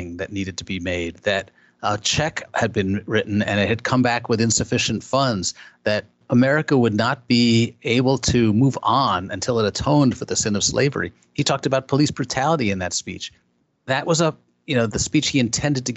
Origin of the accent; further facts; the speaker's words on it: Chicago, Illinois, United States; Chicago, my hometown